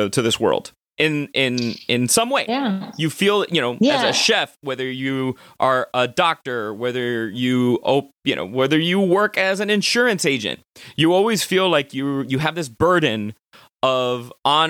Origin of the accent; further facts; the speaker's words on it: Miami, Florida, United States; growing up in Miami